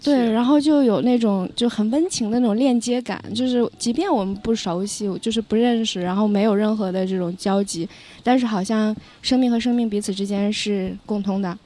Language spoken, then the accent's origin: Chinese; Lanzhou, Gansu, China; now in Beijing, China; 我 家乡在黄河边上，兰州